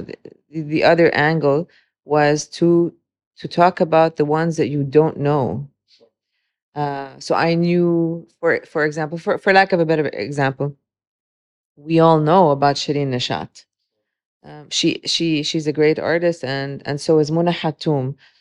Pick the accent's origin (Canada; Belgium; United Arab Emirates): United Arab Emirates; Dubai; also born or lived in Beirut, Lebanon; growing up in Dubai